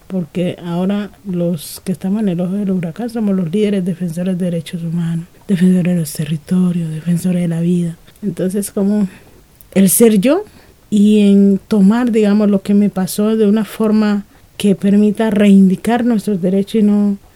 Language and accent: Spanish; Chocó, Colombia; Soy chocuana, me gusta ser quien soy, pese, digamos, a tantas dificultades, a tantas violencias vivida